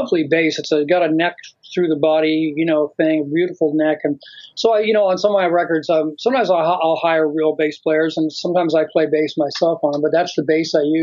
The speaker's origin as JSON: {"language": "English", "region": "Florida", "country": "United States", "tie": "born or raised there", "moved": "as an adult", "lives_now": "Los Angeles, United States", "said": "I grew up in Florida, and that's where I started playing music"}